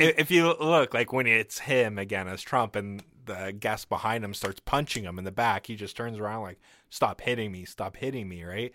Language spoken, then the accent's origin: English; Canada; I'm Canadian